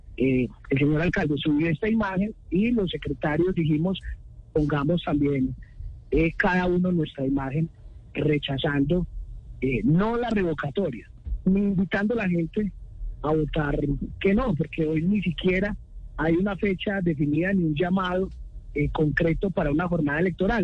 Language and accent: Spanish; Medellín, Antioquia, Colombia; Yo también soy de Medellín